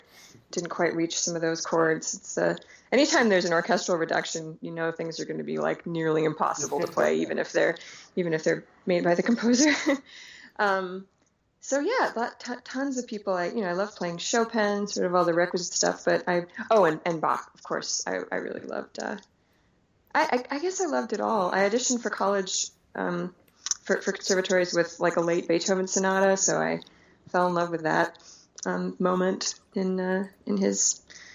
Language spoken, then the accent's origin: English; Anchorage, Alaska, United States; also born or lived in Soviet Union / Brooklyn; I grew up in a city. I grew up in Anchorage.